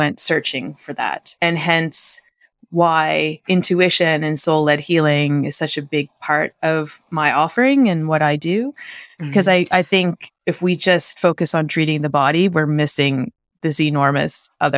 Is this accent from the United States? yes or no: no; Canada; moved away as an adult; I moved from Canada, right? So it wasn't like I just hopped over from Florida. Like, this was a big shift. So we left winter, essentially.